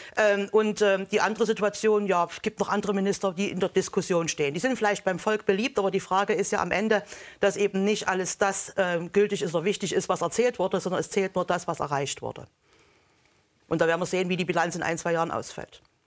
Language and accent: German; East Germany, Germany; Ich komme aus der Planwirtschaft. Ich habe das noch als erwachsener Mensch erlebt